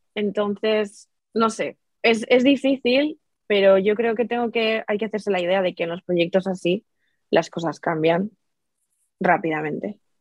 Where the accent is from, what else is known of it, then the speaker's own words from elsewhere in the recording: Spain; en mi país, aquí en España